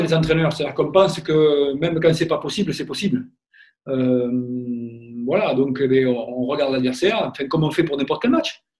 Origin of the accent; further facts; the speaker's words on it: Gascony, France; also born or lived in Orléans; c'est mon, mon côté un peu euh, gascon